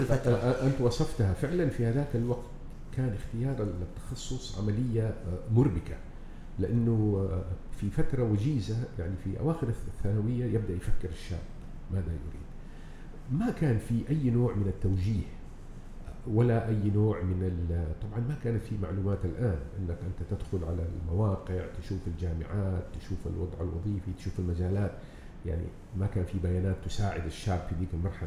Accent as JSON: {"language": "Arabic", "town": "Jeddah", "region": "Makkah Province", "country": "Saudi Arabia", "tie": "born or raised there", "also_born_or_lived": "Yanbu", "moved": "as an adult", "said": "أنا تولدت في جدة من أسرة كريمة طيبة أنعم الله عليه بها، متواضعة، عادية"}